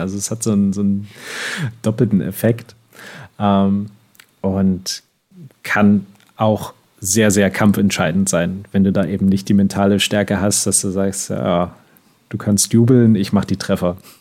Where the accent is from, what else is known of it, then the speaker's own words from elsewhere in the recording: Switzerland; bei uns in der Schweiz